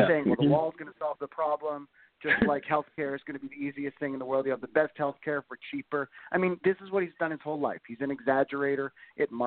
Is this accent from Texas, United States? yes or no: no; San Diego, California, United States; I'm from San Diego.